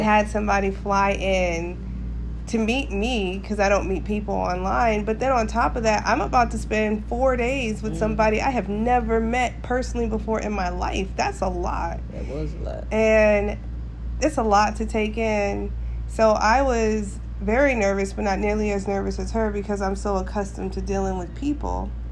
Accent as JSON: {"language": "English", "region": "Alaska", "country": "United States", "tie": "born or raised there", "said": "Alaska, born and raised."}